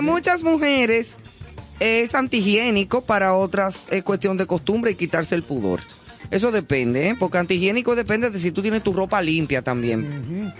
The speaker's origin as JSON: {"language": "Spanish", "country": "Dominican Republic", "said": "como decimos en buen dominicano"}